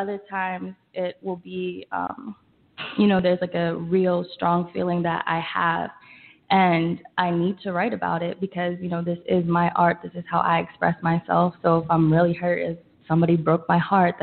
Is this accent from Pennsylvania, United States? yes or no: yes; Richmond, Pennsylvania, United States; moved away as an adult; now in New York City, United States; songwriter from Richmond, Pennsylvania. Came to school here in New York City